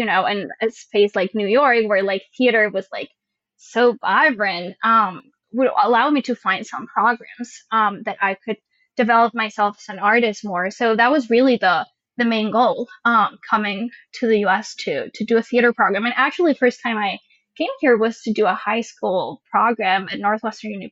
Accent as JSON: {"language": "English", "area": "a town outside of Madrid", "region": "Community of Madrid", "country": "Spain", "tie": "born or raised there", "second_language": "English", "moved": "as an adult", "lives_now": "United States", "said": "I was born in a town outside of Madrid and then grew up also in another town outside of Madrid until I was like 18, which is when I first came to the U.S."}